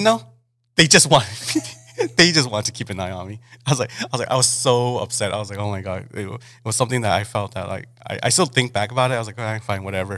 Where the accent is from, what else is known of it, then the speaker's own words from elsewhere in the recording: Mexicali, Baja California, Mexico; moved away as an adult; also born or lived in Los Angeles; I kind of just got raised and born in Mexicali. Um, I didn't really leave Mexicali till I was till I graduated till I graduated high school